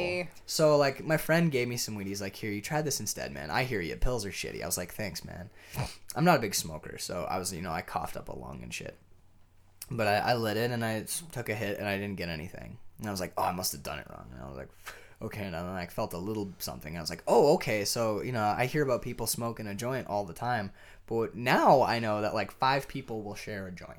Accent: United States; I'm an American

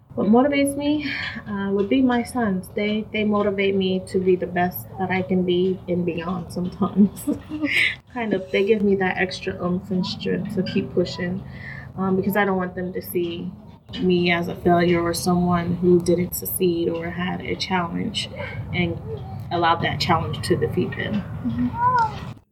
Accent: New York, United States; now in Des Moines, United States; I was born and raised in New York

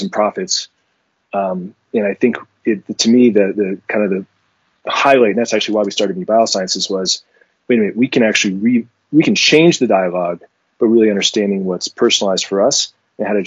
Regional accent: France; moved away; I was born in France

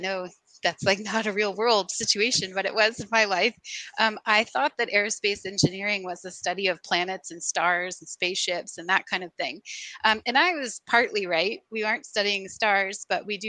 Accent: Sugar Land, Texas, United States; moved away as an adult; also born or lived in Los Angeles, California / Seattle, Washington; now in Savannah, United States; I grew up in the Houston area, in Sugar Land, and then kind of moved around

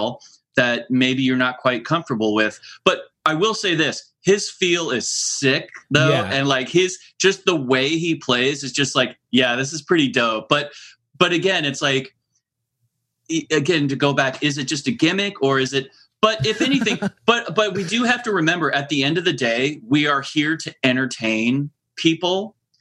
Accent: Lincoln, Nebraska, United States; now in Anaheim, United States; I grew up in Lincoln, Nebraska, and I so rarely get back there

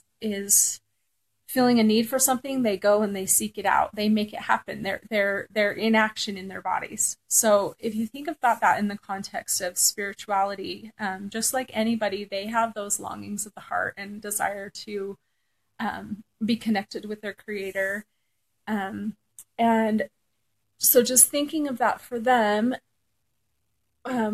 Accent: Southern California, United States; I grew up in Southern California

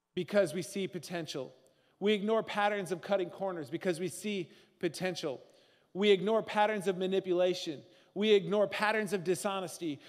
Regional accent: Northern Midwest, United States; we're Northern Midwesterners

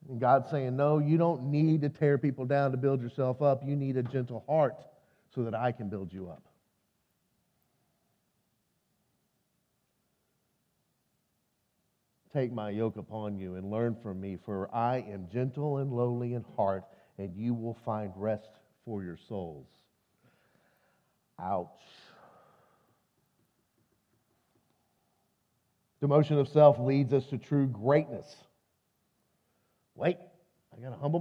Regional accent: Texas, United States; also born or lived in Arkansas; I'm from Texas.

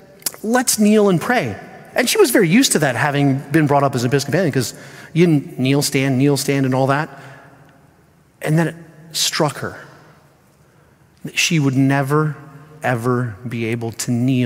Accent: Spain; And I had the privilege of not just being brought up in an American home, but I was brought up overseas in Spain.

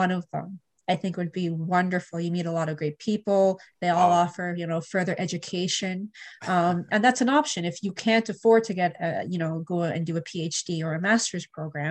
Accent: Canada; also born or lived in Europe; I came back to Canada

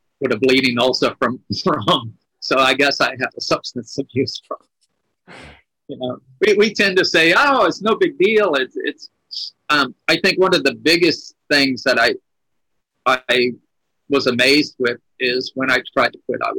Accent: Louisiana, United States; my hometown, because I'm from a very red state. I'm in Louisiana.

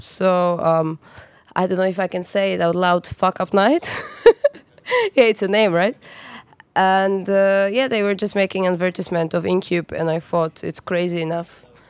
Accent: Gdańsk, Pomeranian Voivodeship, Poland; now in Zurich, Switzerland; I come from Poland, from Gdańsk, which is a city size of Zurich at the coast in the north.

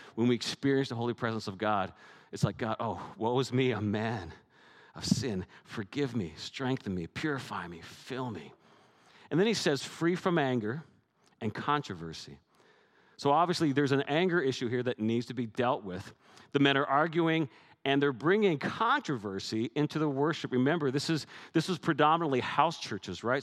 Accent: Canada; I'm Canadian

